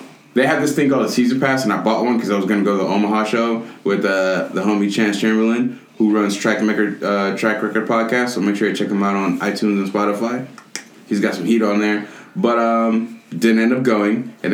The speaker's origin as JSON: {"language": "English", "country": "Nigeria", "said": "I'm Nigerian"}